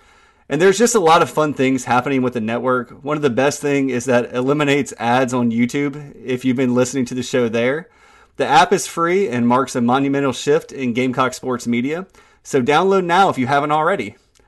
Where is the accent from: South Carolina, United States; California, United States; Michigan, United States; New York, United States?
South Carolina, United States; Florence; We're both from Florence, South Carolina. I think you went through Florence Christian. I went through St. Anthony's and then South Florence High School.